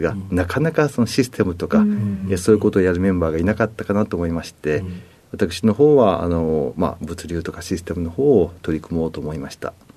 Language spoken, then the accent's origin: Japanese; Nagoya, Aichi, Japan; moved away as an adult; 名古屋市で、ずっと、えー、名古屋で18歳までおりました。